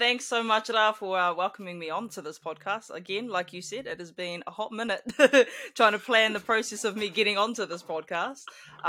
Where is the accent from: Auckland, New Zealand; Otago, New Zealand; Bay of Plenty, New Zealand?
Bay of Plenty, New Zealand; Rotorua; also born or lived in Hamilton / Tokoroa; now in Dunedin, New Zealand; I'm from Rotorua, so that's where I grew up most of my life, up north. But I was born in H-Town, Hamilton. But yeah, spent most of my life growing up in the Bay of Plenty and stuff. Before making my way down here.